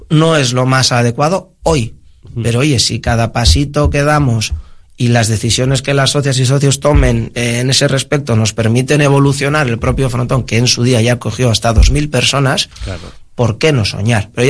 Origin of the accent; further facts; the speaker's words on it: Bilbao, Basque Country, Spain; Somos, del, centro, somos del centro